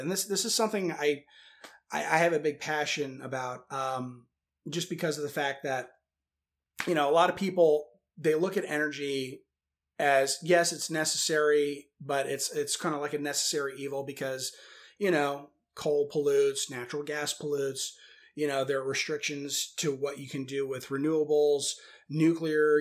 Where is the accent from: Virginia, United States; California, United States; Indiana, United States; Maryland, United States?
Virginia, United States; Northern; I'm from Northern Virginia originally